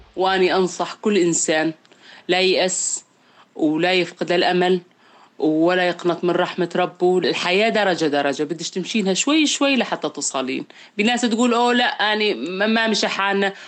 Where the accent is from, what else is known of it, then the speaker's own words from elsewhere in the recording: Raqqa, Raqqa Governorate, Syria; من الرقة